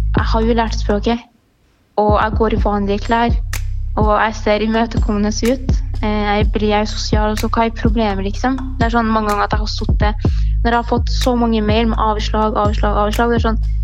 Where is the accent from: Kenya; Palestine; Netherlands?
Palestine; Norwegian is a second language; now in Norway; jeg er født i Palestina